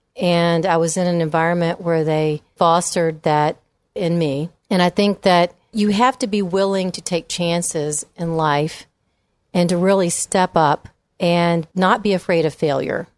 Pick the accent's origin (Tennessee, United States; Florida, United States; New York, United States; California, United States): Tennessee, United States; Memphis; moved away as an adult; also born or lived in Virginia / England / Washington, D.C.; I grew up in Memphis, went to high school at Lausanne